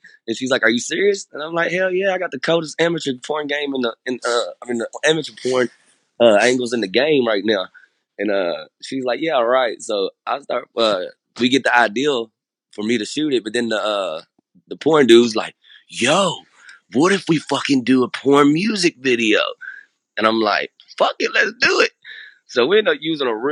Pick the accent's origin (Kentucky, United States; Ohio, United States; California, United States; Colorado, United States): Kentucky, United States; Louisville; we grew up in Hill Street in Louisville, Kentucky